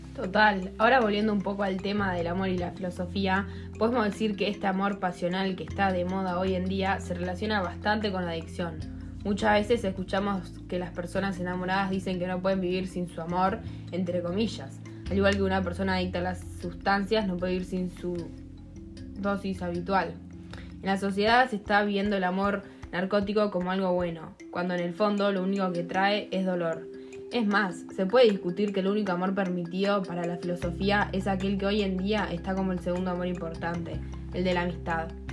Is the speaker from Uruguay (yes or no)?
yes; Uruguay; siendo uruguayos menores de edad que viven en el siglo XXI y van al British